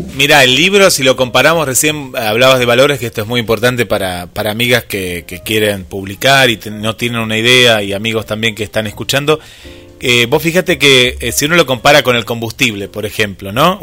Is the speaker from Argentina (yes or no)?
yes; Mar del Plata, Buenos Aires Province, Argentina; yo soy de Mar del Plata, y tengo público en Buenos Aires